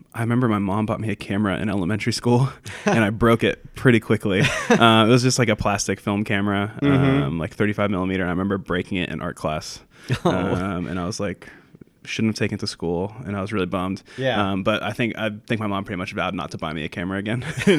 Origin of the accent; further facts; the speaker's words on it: Columbus, Ohio, United States; also born or lived in Chicago; I'm from Columbus, Ohio originally.